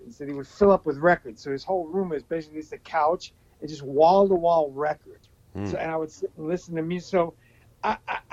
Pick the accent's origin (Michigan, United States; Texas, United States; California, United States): California, United States; Los Angeles; also born or lived in Brooklyn, New York; I was born in Brooklyn, but I basically grew up in Los Angeles.